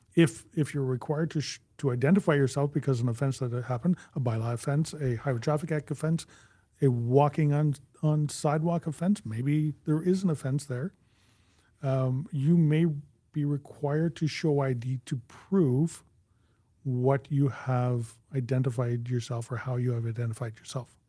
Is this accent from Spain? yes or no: no; Canada; we are Canadian